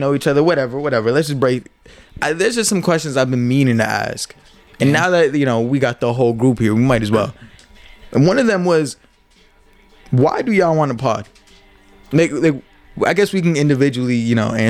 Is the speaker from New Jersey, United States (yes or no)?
yes; Piscataway, New Jersey, United States; we're all Piscataway heads